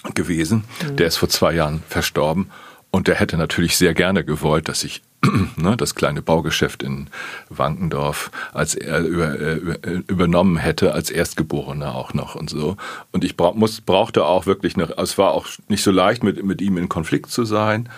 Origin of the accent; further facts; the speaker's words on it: Plön district, Schleswig-Holstein, Germany; now in Hamburg, Germany; ich komme aus dem Kreis Plön